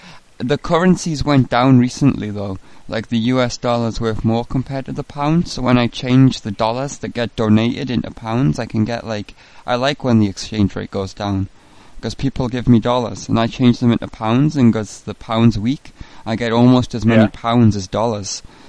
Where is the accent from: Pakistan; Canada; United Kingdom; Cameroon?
United Kingdom; England; I'm an Englishman. I'm calling from England on a payphone. I'm putting British 20p coins into the payphone to speak to you.